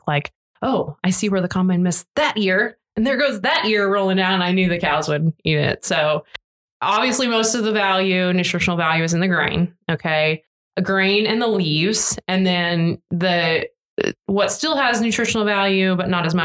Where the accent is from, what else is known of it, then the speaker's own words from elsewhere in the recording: Nebraska, United States; now in Oklahoma, United States; I grew up in Nebraska